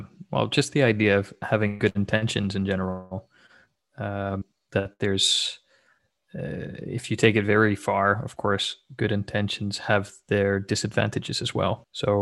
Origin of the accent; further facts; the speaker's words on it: Switzerland; now in Netherlands; I am Dutch, but I didn't grow up in Netherlands. I grew up in Switzerland and then I moved back to the Netherlands to study.